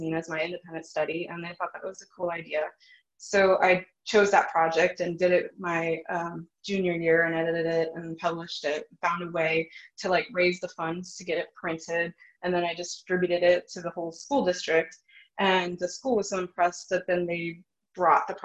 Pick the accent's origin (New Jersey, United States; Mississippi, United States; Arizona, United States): Arizona, United States; Phoenix; moved away; growing up in Phoenix, Arizona